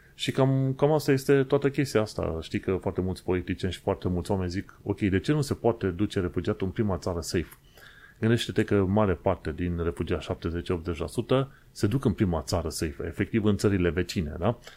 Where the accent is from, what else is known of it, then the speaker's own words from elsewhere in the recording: Romania; now in London, United Kingdom; Ca imigranți, ca români imigranți într-o țară străină